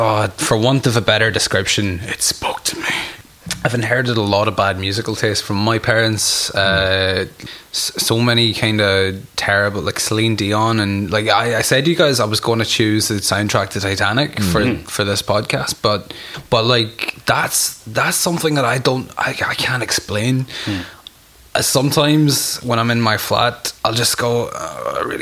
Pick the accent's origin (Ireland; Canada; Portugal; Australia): Ireland; I was very limited amount of mad stuff growing up in Ireland